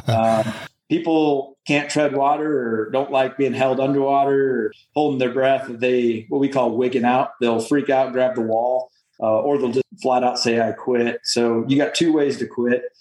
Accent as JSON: {"language": "English", "region": "Midwest", "country": "United States", "moved": "as an adult", "said": "I'm from the Midwest"}